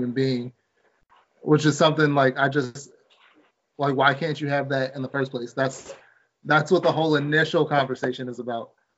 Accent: Maryland, United States; my home state of Maryland

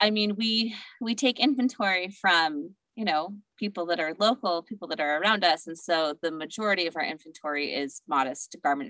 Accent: American Fork, Utah, United States; also born or lived in Hawaii; I grew up in American Fork, Utah. So born and bred Utah, Mormon Utah.

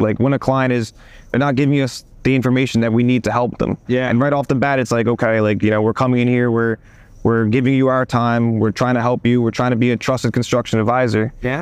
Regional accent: United States; I'm a sixth generation American

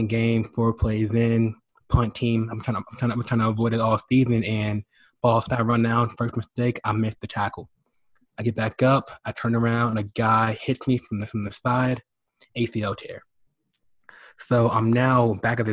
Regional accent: Dallas, Texas, United States; I was born in Dallas, Texas

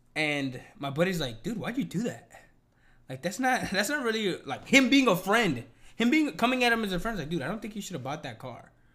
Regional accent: United States; I'm American

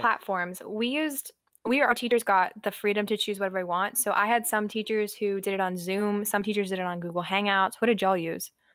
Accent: outside Columbia, small town in South Carolina, United States; I am from a small town in South Carolina, right outside of Columbia, the capital

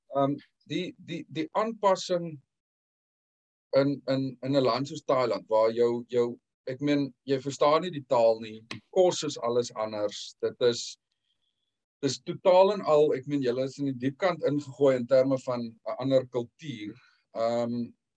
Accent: Western Cape, South Africa; moved away as an adult; also born or lived in England; now in United Kingdom; ons is 6 maande hier so ons het uh, einde Junie gekom.

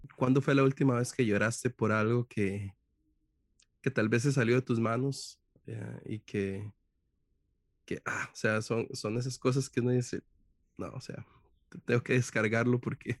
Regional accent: Costa Rica; yo soy costarricense

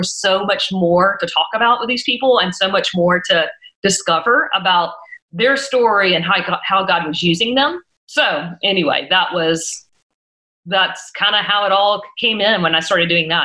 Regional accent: South Georgia, United States; growing up in South Georgia, that was the Christian radio station

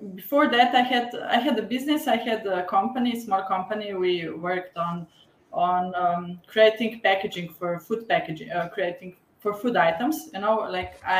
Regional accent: Slovenia; I'm from Slovenia. It's a small country in Europe. And I live 20 kilometers from the capital

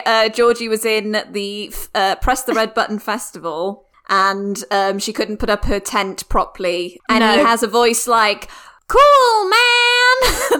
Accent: Wales, United Kingdom; also born or lived in London; I moved from London back to Wales

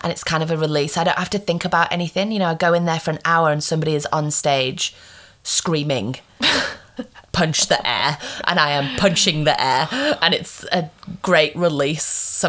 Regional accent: England, United Kingdom; now in Australia; when I moved over from England to Australia, I was like, not good.

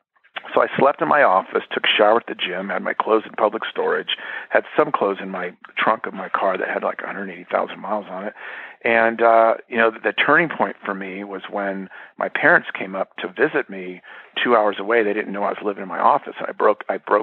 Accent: Bay Area, California, United States; moved away as an adult; also born or lived in Folsom, California; I'm from the Bay Area, so I had an itch to move. So I moved to Folsom, California

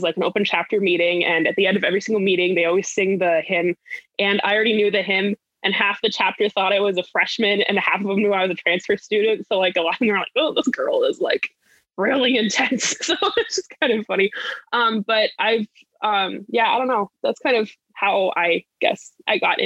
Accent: Laramie, Wyoming, United States; moved away as an adult; now in Minnesota, United States; I grew up in Laramie, Wyoming, which is where the University of Wyoming is

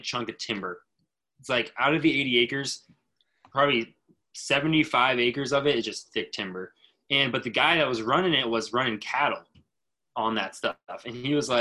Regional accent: Lincoln, Nebraska, United States; we grew up in Nebraska doing a bunch of pheasant hunting

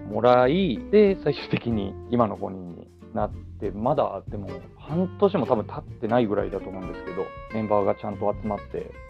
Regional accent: Kansai, Japan; also born or lived in Osaka; もともと僕関西出身なんですけど、今は東京に、それも、まあ1年半ぐらい前に東京に来て、

